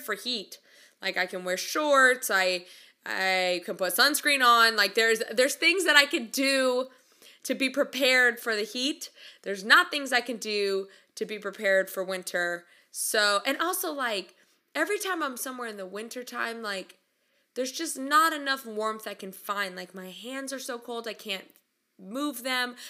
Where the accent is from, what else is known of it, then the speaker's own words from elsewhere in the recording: California, United States; moved away as an adult; also born or lived in Oklahoma / Midwest South; I'm from California